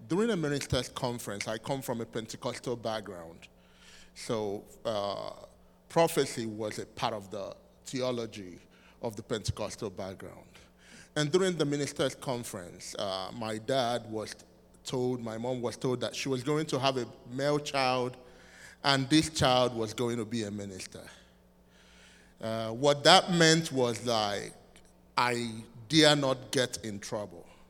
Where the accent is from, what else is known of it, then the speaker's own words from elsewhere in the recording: southeastern Nigeria, Nigeria; moved away as an adult; I'm from Nigeria, which is West Africa, uh, in the southeastern part of Nigeria.